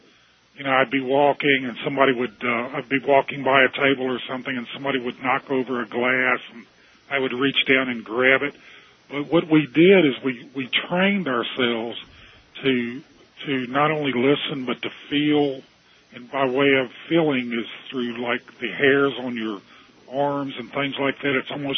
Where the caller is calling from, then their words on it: Roanoke, Virginia, United States; I'm calling from Roanoke, Virginia.